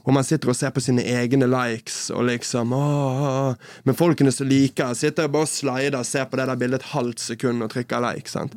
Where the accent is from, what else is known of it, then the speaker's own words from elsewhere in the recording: Bergen, Vestland, Norway; moved away as an adult; also born or lived in Oslo; Så, men Bergen er jo hjemmet mitt. Jeg kommer fra Bergen